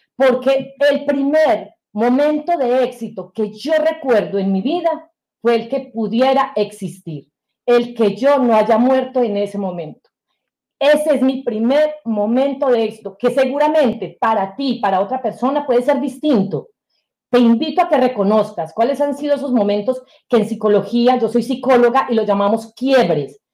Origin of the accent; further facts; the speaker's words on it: Sonsón, Antioquia, Colombia; moved away as an adult; also born or lived in Bogotá, Colombia; now in United States; el colegio donde nosotros estudiábamos quedaba fuera de nuestro municipio, que es Sonsón, en Antioquia, estoy hablando de Colombia, que es mi, mi, mi país de origen.